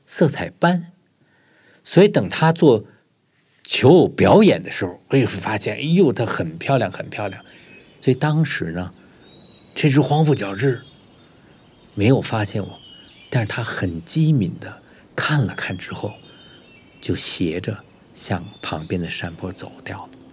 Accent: Beijing, China; 我小时候呢，生活在北京的白塔寺附近的一个四合院里头

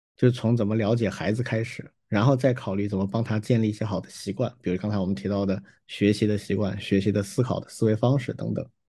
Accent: China; 我们中国人啊，或者说整个大中华圈的这个文明啊

